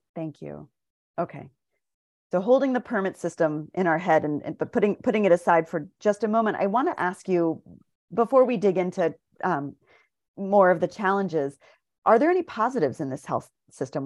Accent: Atlanta, Georgia, United States; I grew up in Atlanta

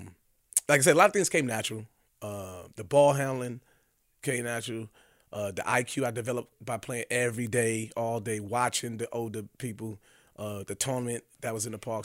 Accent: New York City, New York, United States; growing up in New York City

